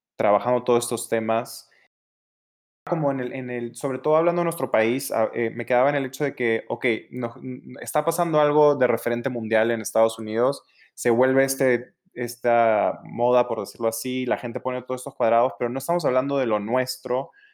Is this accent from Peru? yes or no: yes; Peru; moved away; also born or lived in Los Angeles; nací, me crié en Perú